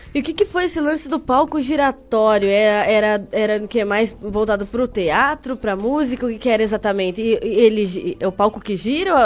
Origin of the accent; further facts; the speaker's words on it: Carambeí, Paraná, Brazil; moved away as an adult; now in Ponta Grossa, Brazil; Eu moro aqui faz uns quatro anos, mas eu sou de Carambeí.